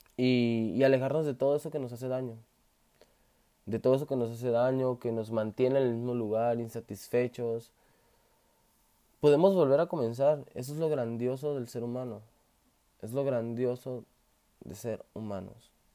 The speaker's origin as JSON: {"language": "Spanish", "region": "Sonora", "country": "Mexico", "tie": "born or raised there", "said": "soy originario de México, precisamente del estado de Sonora"}